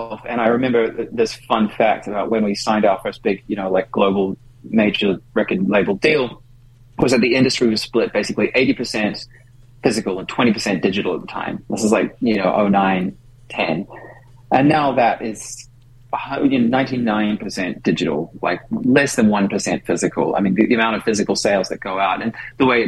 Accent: New Zealand; moved away as an adult; also born or lived in Auckland; now in United States; being a New Zealander

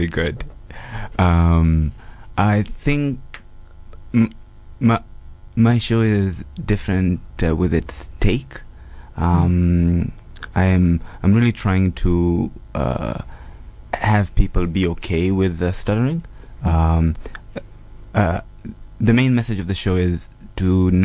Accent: Dar es Salaam, Tanzania; moved away; I am from Dar es Salaam, Tanzania

